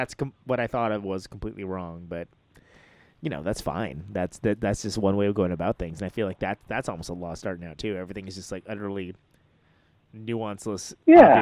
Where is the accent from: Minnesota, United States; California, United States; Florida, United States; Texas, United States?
California, United States; Central Valley; where I grew up in the Central Valley, there was like a record store and it was terrible